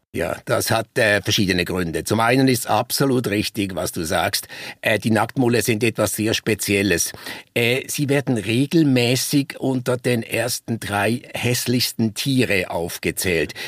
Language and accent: German; Basel, Basel-Stadt, Switzerland; moved away as an adult; also born or lived in Konstanz; Ich bin ursprünglich Schweizer. Ich nehme an, das hört man noch. Ich komme aus Basel und ich bin sehr stark geprägt worden, schon als Kind äh, durch den Basler Zoologischen Garten